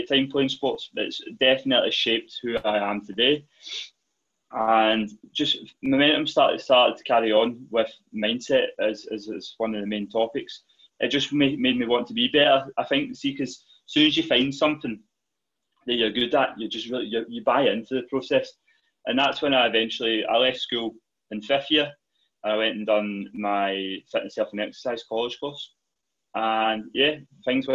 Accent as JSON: {"language": "English", "town": "Dumbarton", "region": "Scotland", "country": "United Kingdom", "tie": "born or raised there", "said": "I started off growing up in Dumbarton."}